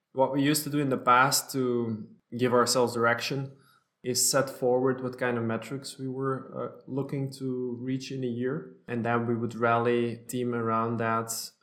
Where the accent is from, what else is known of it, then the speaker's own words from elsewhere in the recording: Belgium; also born or lived in New York State, United States / Antwerp, Belgium; I'm both a U.S. citizen and Belgian. My parents are Belgian, but we lived in the States when I was very small.